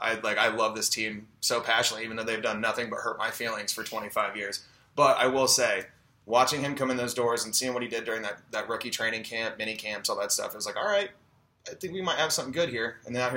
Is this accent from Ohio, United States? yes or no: yes; Ohio, United States; we're all from Ohio